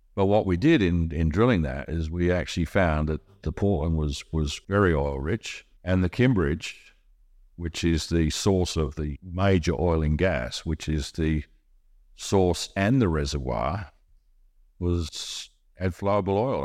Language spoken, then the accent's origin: English; Australia; now in Monaco